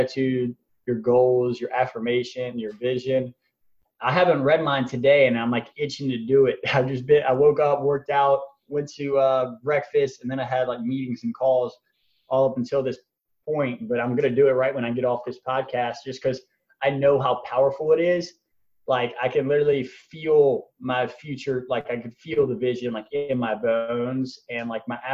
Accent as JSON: {"language": "English", "town": "Baton Rouge", "region": "Louisiana", "country": "United States", "tie": "born or raised there", "said": "I'm from Baton Rouge, Louisiana."}